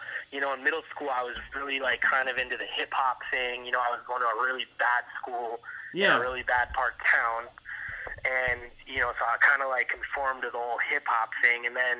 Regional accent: Miami, Florida, United States; also born or lived in Gainesville / New York; I'm from Miami originally. I grew up in Miami and until I was about 18

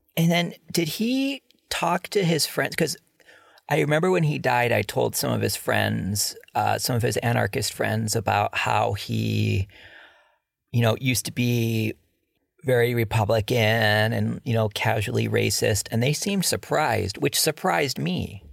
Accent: Cleveland, Ohio, United States; growing up in Cleveland, I remember in the second grade, I was pretty much the only white kid at an all black school.

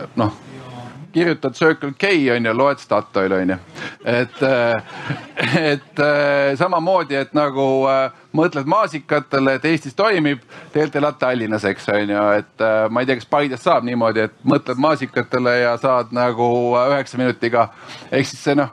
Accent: Estonia; me oleme eestlased

